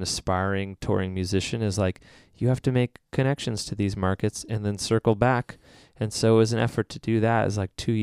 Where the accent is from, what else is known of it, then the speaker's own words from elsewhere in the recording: San Diego, California, United States; also born or lived in Illinois; I grew up in San Diego